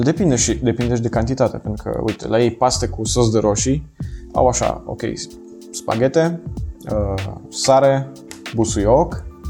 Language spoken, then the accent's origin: Romanian; Dorohoi, Botoșani County, Romania; also born or lived in Italy; now in Cluj-Napoca, Romania; tu și eu suntem din Moldova, adică da. eu din Dorohoi